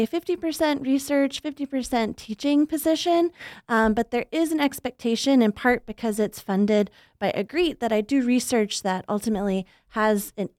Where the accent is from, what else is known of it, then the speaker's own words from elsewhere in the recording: Arkansas, United States; So I'm actually from Arkansas originally, which is where I did my undergraduate degree.